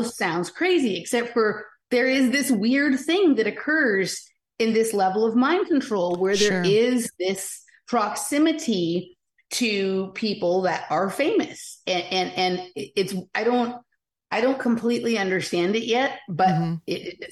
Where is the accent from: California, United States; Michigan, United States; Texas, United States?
California, United States; Los Angeles; I grew up in Chatsworth, which is a very unusual suburb of Los Angeles